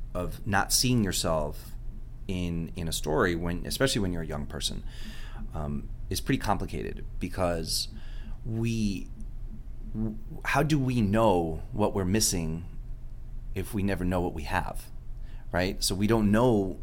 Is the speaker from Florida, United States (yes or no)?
yes; Miami, Florida, United States; first language Spanish; English is a second language